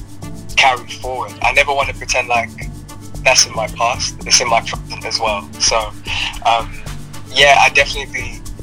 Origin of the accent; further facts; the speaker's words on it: United Kingdom; also born or lived in Ibadan, Nigeria; now in London, United Kingdom; I moved to the UK when I was 9